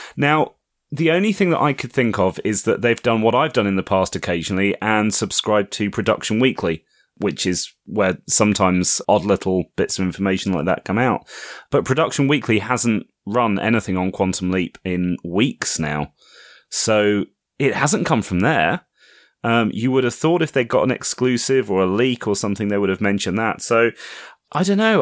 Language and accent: English; United Kingdom; as a Brit